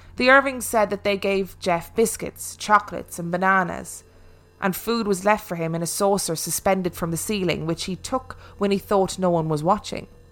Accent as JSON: {"language": "English", "country": "Ireland", "moved": "yes", "said": "I am actually Irish"}